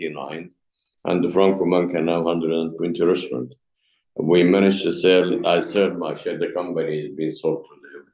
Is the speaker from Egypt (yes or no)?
yes; Egypt; English is a second language; moved away as an adult; now in England, United Kingdom; I come from Egypt.